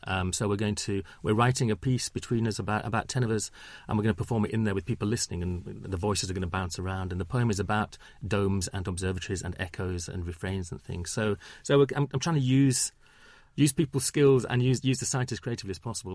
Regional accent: Huddersfield, Yorkshire and the Humber, United Kingdom; now in London, United Kingdom; I grew up in Huddersfield

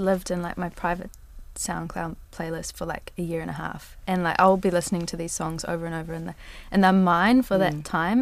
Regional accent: Rotorua, Bay of Plenty, New Zealand; my hometown of Rotorua

